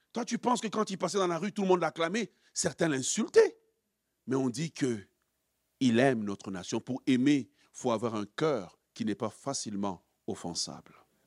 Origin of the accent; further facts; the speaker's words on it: DR Congo; nous, en tant que Congolais